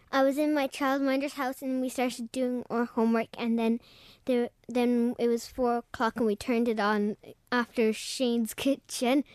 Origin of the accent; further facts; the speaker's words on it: Mallow, Munster, Ireland; I'm from Drumahan in Mallow in Cork.